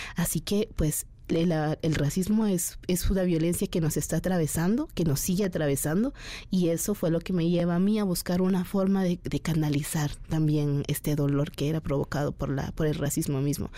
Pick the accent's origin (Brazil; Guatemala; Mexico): Guatemala; moved away as an adult; also born or lived in Guatemala City; mi pueblo, en Guatemala